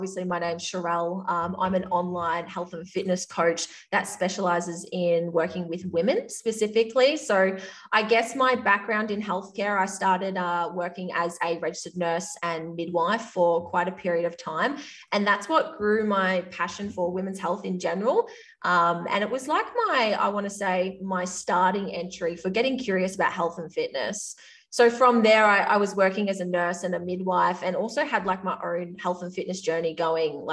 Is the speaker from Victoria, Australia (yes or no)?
yes; Victoria, Australia; accent: Australian; I grew up in a small country town at the top of Victoria in Australia. If you can't tell from my accent, like I am Australian.